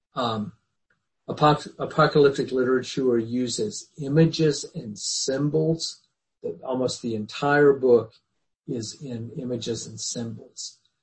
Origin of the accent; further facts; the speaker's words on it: the Bible Belt, United States; when I was a kid growing up in the Bible Belt